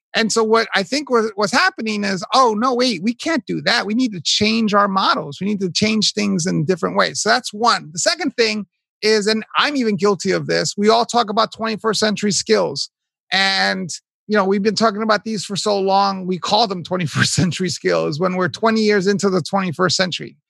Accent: New York City, New York, United States; I was born raised in Hell's Kitchen, New York.

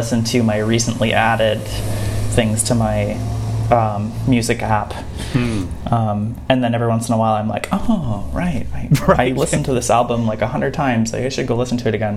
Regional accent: Saskatoon, Saskatchewan, Canada; now in Montreal, Canada; I grew up in the prairies, in the Canadian prairies, in like a small city, and you know, sort of going back, like my experience of flying has been going between Montreal and my hometown of Saskatoon

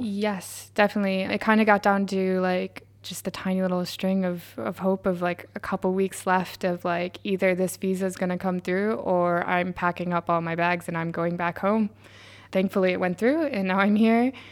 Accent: New York, United States; moved away as an adult; now in Sunderland, United Kingdom; am from New York or, like, I also went there in university

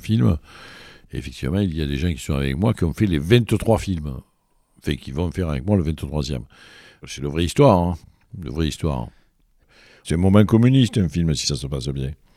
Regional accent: Marseille, Provence-Alpes-Côte d'Azur, France; Je suis germano-arménien, moi. Je suis allemand, Et, et né à l'Estac

